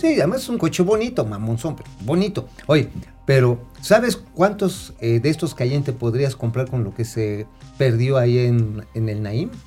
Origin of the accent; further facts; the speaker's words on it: Mexico City, Mexico; o en Azcapolanco, allá en mi tierra de los chintololos